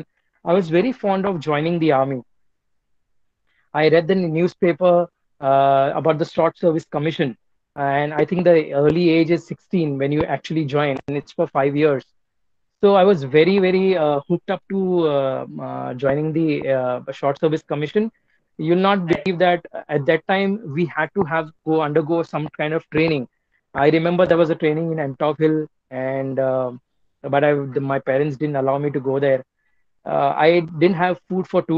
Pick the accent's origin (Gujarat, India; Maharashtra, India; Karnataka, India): Maharashtra, India; Mumbai; I am from Bombay, born and brought up in Mumbai